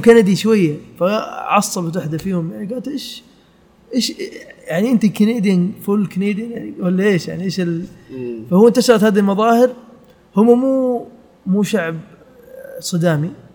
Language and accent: Arabic; Saudi Arabia; also born or lived in Canada / United Kingdom; احنا في السعوديه